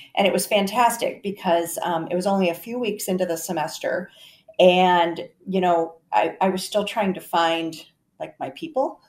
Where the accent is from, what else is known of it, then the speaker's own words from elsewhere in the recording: Garner, Iowa, United States; I'm from Garner, Iowa, North Central Iowa